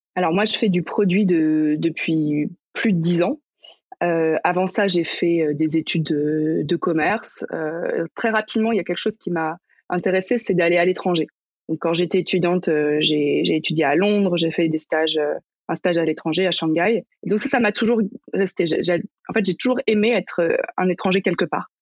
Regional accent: Paris region, near Versailles, Île-de-France, France; j'ai grandi en région parisienne, à côté de Versailles.

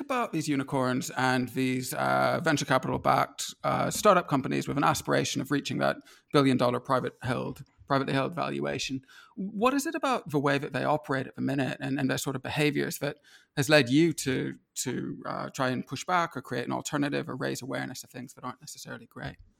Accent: United States; now in Edinburgh, United Kingdom; I grew up in the States

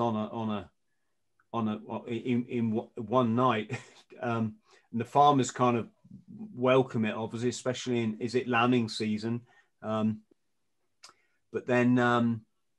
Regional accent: England, United Kingdom; as an Englishman

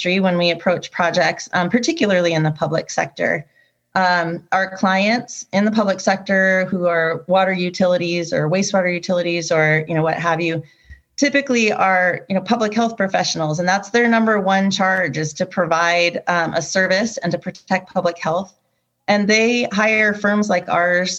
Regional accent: New Hampshire, United States; I grew up in New Hampshire

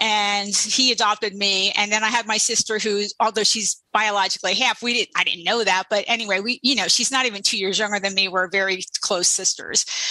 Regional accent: New Jersey, United States; also born or lived in Philadelphia; I grew up in South Jersey

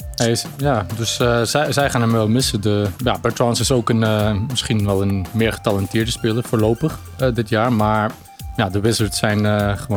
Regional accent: Belgium; ik ben een Belg

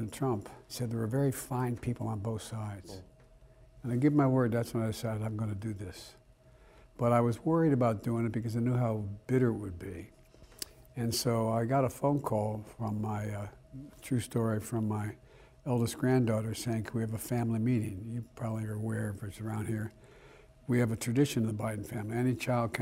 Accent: Scranton, Pennsylvania, United States; now in Washington, D.C., United States; that's the house I was raised in Scranton

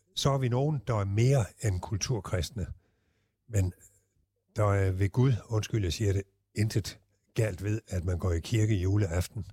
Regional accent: Southern Jutland, Southern Denmark, Denmark; jeg er jo sønderjyde

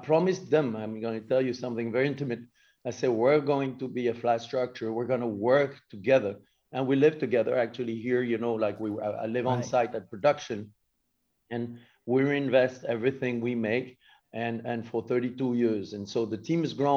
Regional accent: South Burgundy, Bourgogne-Franche-Comté, France; English is a second language; moved away; I grew up in South Burgundy

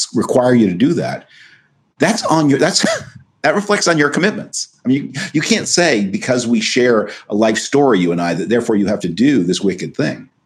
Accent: Canada; moved away as an adult; also born or lived in United States; I was born in Canada to a U.S. citizen mother and a Canadian citizen father

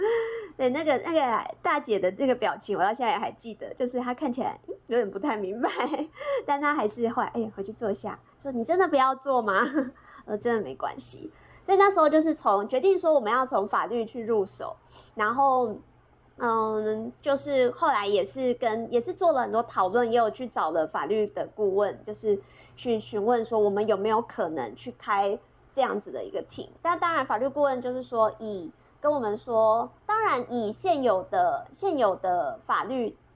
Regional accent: Chiayi, Taiwan; moved away; 我老我老家是嘉义，

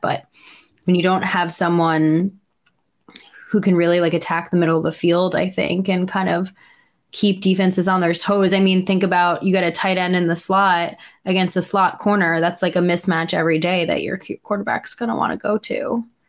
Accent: New York, United States; as a New Yorker

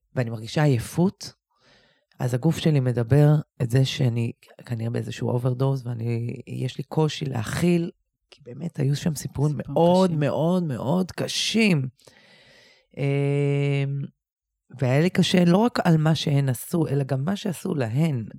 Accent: Bat Yam, Tel Aviv District, Israel; אני גם גדלתי בבת ים

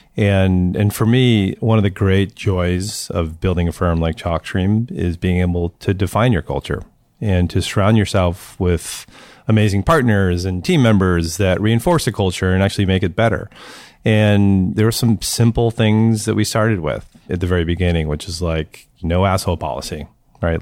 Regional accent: St. Louis, Missouri, United States; I grew up in Saint Louis

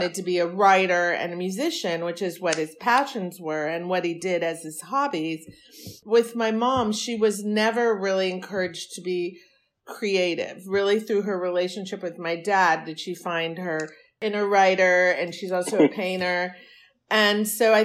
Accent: San Francisco Bay Area, Northern California, United States; born or raised there; also born or lived in New York City / Europe; now in Los Angeles, United States

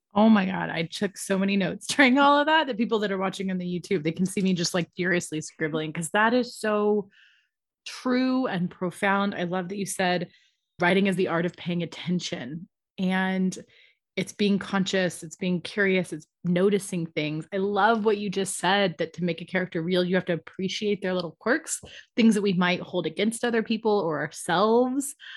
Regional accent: San Diego, California, United States; I'm from San Diego

